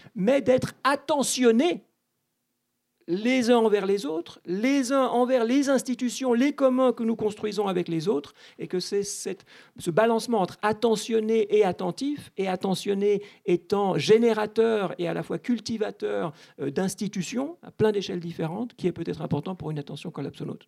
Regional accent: Switzerland; je suis né en Suisse

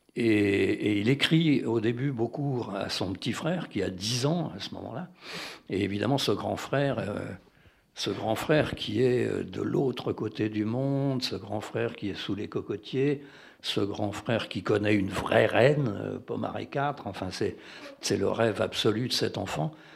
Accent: France; je suis français

